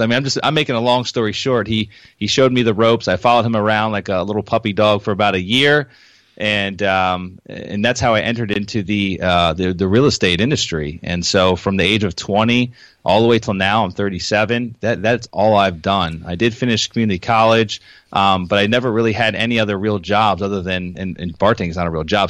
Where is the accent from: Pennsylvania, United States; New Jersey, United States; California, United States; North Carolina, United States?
Pennsylvania, United States; moved away as an adult; now in Florida, United States; I moved down to Florida from Pennsylvania, where I was raised